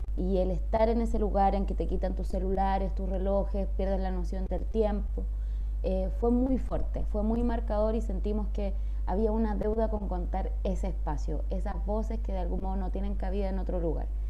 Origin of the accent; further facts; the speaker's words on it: Chile; como chilena y también como mapuche